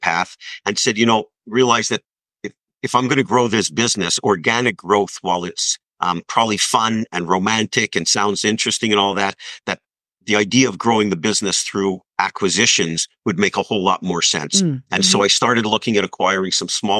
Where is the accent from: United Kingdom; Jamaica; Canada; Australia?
Canada; Montreal, Quebec; I grew up in Montreal